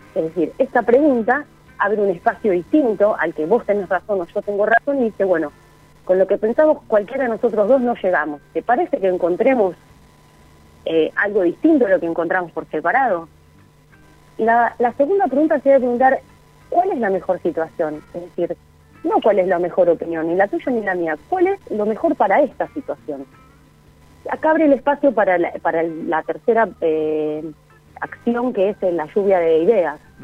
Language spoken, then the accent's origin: Spanish; Argentina; la cultura que tenemos como argentinos